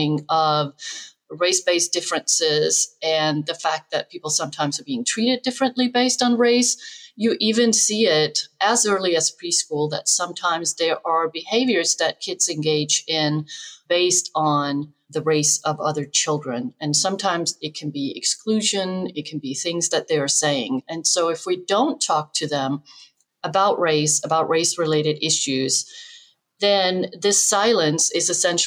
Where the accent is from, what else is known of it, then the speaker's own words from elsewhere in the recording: Denmark; moved away as an adult; now in United States; I grew up in Denmark, which was very white, homogenous